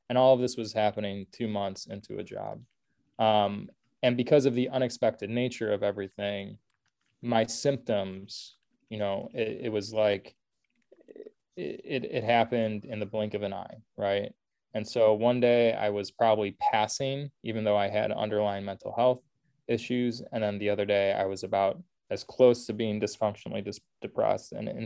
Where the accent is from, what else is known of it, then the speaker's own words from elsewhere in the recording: Oak Park, Illinois, United States; also born or lived in Indiana; I was born and raised in Oak Park. So I had good familiarity with Chicago. Oak Park is the first suburb west of the city